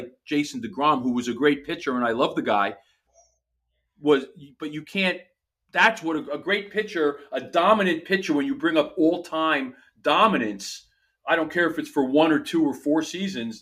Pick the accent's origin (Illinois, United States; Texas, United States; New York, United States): New York, United States; New York City; I grew up in Queens in an apartment